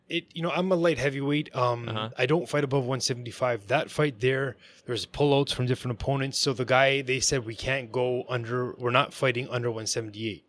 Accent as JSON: {"language": "English", "town": "Vaughan", "region": "Ontario", "country": "Canada", "tie": "born or raised there", "said": "I grew up in Vaughan, like Maple, Ontario."}